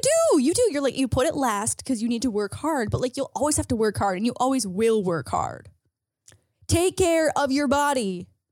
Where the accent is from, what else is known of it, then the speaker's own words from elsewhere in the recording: St. Catharines, Ontario, Canada; moved away; Saint Catherine's, my hometown